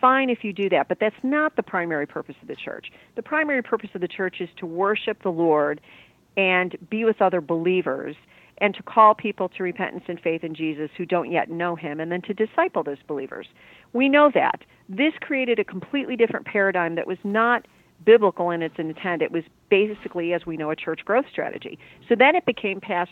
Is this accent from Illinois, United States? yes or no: yes; Chicago, Illinois, United States; I grew up in the Chicago area.